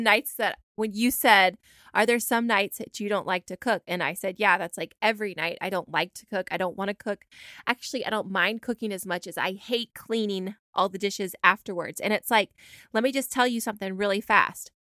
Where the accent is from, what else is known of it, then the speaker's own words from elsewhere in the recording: Georgia, United States; We're from Georgia.